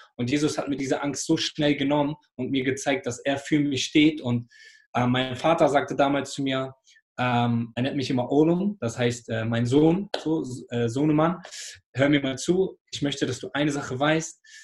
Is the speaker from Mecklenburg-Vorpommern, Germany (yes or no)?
no; Hamburg, Germany; ich bin hier in Hamburg groß geworden